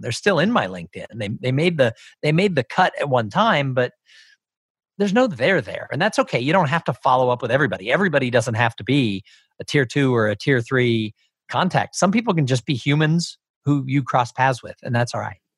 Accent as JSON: {"language": "English", "town": "Los Angeles", "region": "California", "country": "United States", "tie": "born or raised there", "said": "I grew up in Los Angeles"}